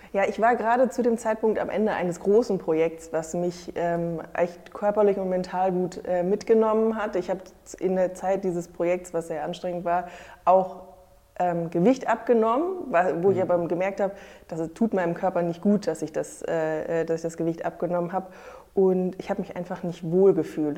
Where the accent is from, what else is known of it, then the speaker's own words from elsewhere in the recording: near Frankfurt, Hesse, Germany; moved away as an adult; now in Hamburg, Germany; Ich komme ursprünglich aus der Nähe äh, von Frankfurt, aus einem kleinen Dorf